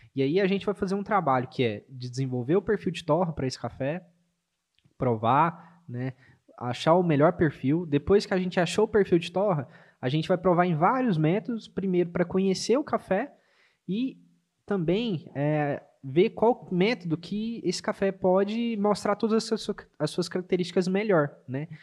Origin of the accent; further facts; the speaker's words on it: Minas Gerais, Brazil; como um bom mineiro